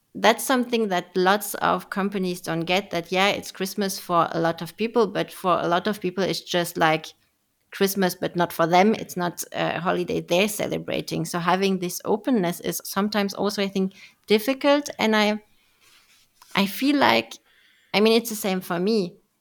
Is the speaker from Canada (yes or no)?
no; France; I was raised and born in France, so not, not German